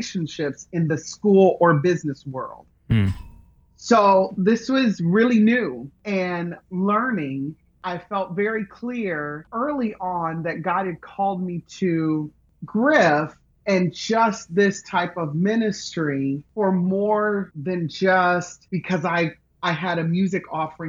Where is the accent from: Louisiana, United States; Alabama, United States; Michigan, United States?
Michigan, United States; Grand Rapids; moved away as an adult; also born or lived in Memphis, Tennessee; I grew up in Grand Rapids, Michigan.